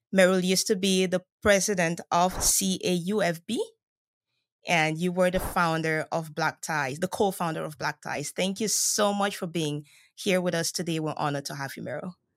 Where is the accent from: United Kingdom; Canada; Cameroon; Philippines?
Cameroon; moved away as an adult; I'm originally from Cameroon